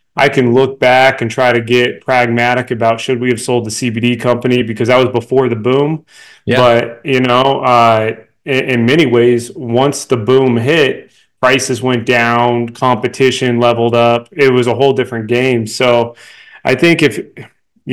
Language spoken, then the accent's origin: English; Denver, Colorado, United States; here in Denver, my hometown